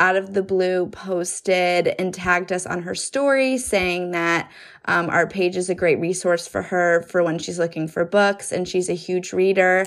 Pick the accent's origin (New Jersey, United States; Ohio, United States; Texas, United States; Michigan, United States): New Jersey, United States; now in New York City, United States; I'm originally from New Jersey, but I live in New York City